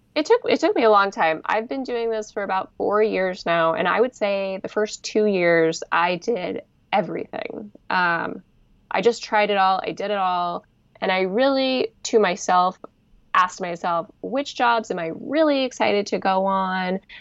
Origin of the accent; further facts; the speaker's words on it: Bay Area, California, United States; I'm from the Bay Area